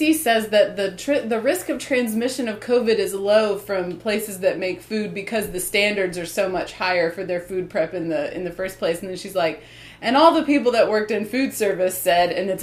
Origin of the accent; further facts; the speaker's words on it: the South, United States; we are from the South, like, because by virtue of the fact that we grew up in the South, but our mom is not from the South. She is from Minnesota